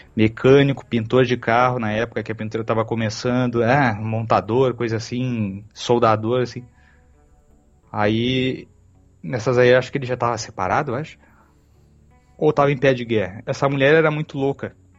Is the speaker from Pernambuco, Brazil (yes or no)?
no; Porto Alegre, Rio Grande do Sul, Brazil; a gente é de Porto Alegre